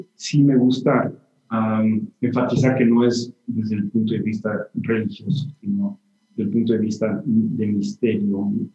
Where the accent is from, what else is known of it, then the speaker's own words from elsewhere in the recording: Mexico; moved away as an adult; also born or lived in Barcelona / New York; siempre quise regresar a México de una manera un poco más permanente